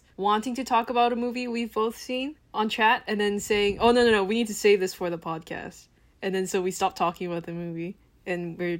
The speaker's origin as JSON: {"language": "English", "country": "Vietnam", "tie": "born or raised there", "moved": "yes", "lives_now": "Korea", "said": "I grew up in Vietnam"}